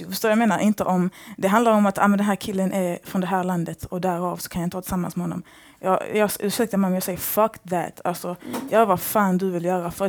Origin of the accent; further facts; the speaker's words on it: Kosovo; Jag personligen har också den här pressen på mig. Jag är kosovoalban.